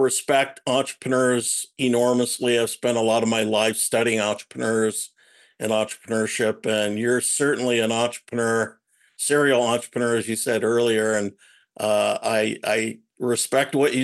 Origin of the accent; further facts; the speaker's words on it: Omaha, Nebraska, United States; moved away; I grew up in Omaha, Nebraska, which is where the Buffett family grew up